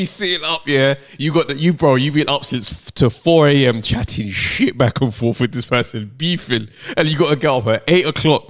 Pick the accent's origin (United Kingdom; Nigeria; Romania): Nigeria; as a Nigerian